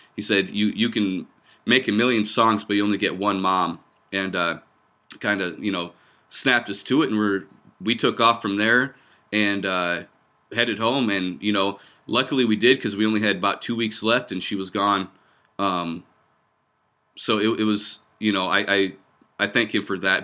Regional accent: Iowa, United States; also born or lived in Lincoln; we're about an hour and a half north of there. Um, uh, small town, uh, population like six hundred people is where we grew up

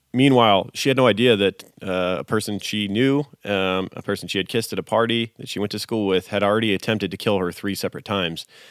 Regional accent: United States; I grew up in America

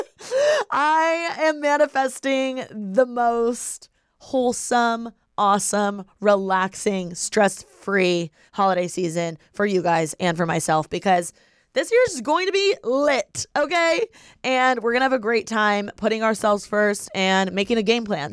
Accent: Bloomington, Indiana, United States; moved away; I am from Bloomington, Indiana. So, every year for the holidays, I go back to my hometown

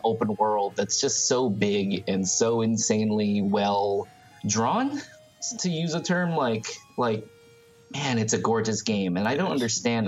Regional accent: Thailand; moved away; I grew up in Thailand

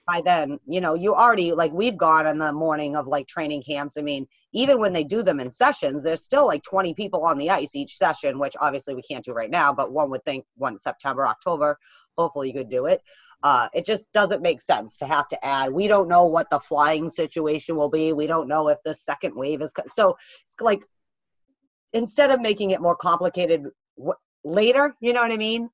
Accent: New England, United States; I grew up in New England.

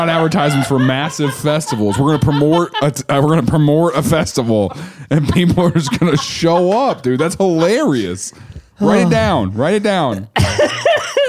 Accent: Mount Vernon, United States; Mount Vernon. It's still my hometown

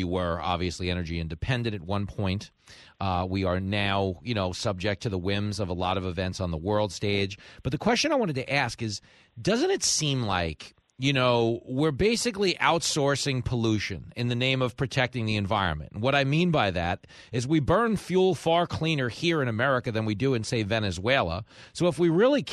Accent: New York, United States; I'm a New Yorker.

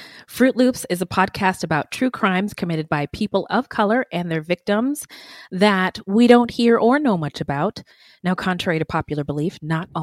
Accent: Bay Area, California, United States; also born or lived in Thousand Oaks; I was born and raised in the Bay Area.

